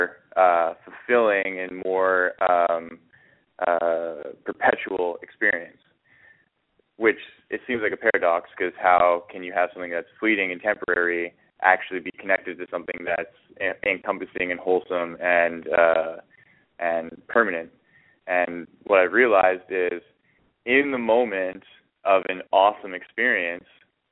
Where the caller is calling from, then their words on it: Edmonton, Alberta, Canada; I'm calling in from Edmonton, Alberta, Canada